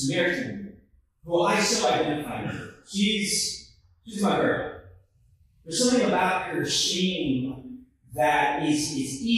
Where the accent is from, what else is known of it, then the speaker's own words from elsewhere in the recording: Houston, Texas, United States; moved away as an adult; also born or lived in Philadelphia, Pennsylvania / Missouri; now in Kansas City, United States; I come from Houston, Texas. I'm born in Houston, Texas